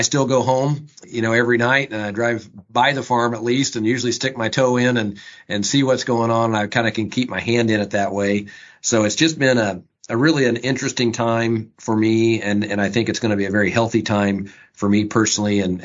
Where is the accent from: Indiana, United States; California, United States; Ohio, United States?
Indiana, United States; Lebanon; I am a farmer from Boone County, Lebanon, farmed with my dad and my brother and as I grew up